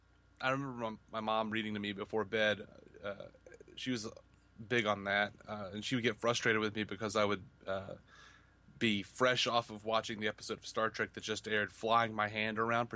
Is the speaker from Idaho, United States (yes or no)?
no; Montgomery, Alabama, United States; Montgomery, Alabama.